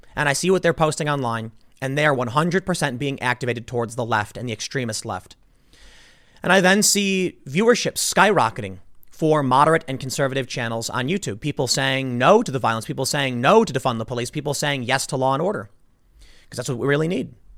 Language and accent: English; Chicago, Illinois, United States; I grew up in Chicago. I lived on the South Side